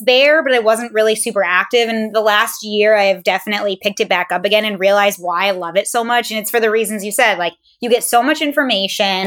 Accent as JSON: {"language": "English", "town": "St. Albans", "region": "Vermont", "country": "United States", "tie": "born or raised there", "moved": "yes", "said": "St. Albans, Vermont"}